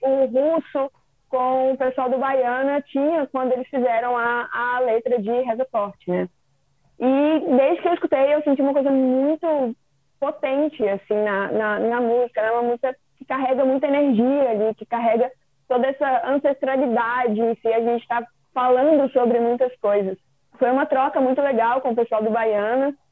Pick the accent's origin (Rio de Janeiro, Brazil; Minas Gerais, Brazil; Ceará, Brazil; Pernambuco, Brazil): Minas Gerais, Brazil; Eu sou de Minas